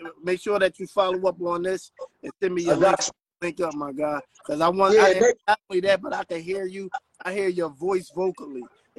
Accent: Philadelphia, Pennsylvania, United States; now in Atlanta, United States; Hey, I'm from Philly, but I'm in the ATL, man, right now.

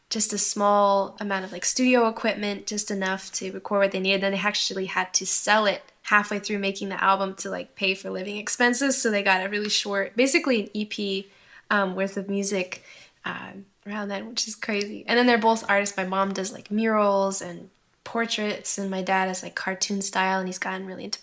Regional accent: Kentucky, United States; born there; also born or lived in New York / Washington / Illinois / Hawaii; Um, but I was born in Kentucky and then we moved to upstate New York, Washington State, uh, Chicago, Illinois.

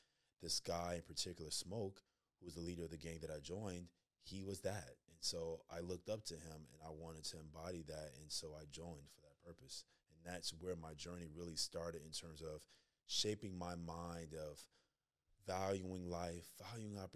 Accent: Chicago, Illinois, United States; moved away as an adult; I'm a kid from Chicago.

